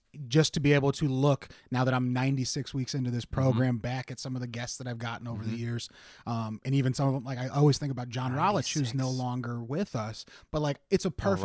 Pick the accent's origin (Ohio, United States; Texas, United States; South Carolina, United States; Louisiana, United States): Ohio, United States; now in Pittsburgh, United States; I grew up in Ohio where the Rock and Roll Hall of Fame is.